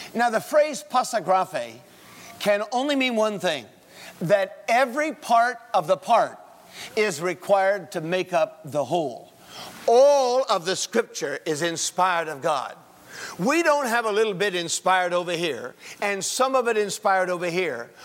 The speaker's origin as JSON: {"language": "English", "town": "Winston-Salem", "region": "North Carolina", "country": "United States", "said": "I'm from Winston-Salem, North Carolina"}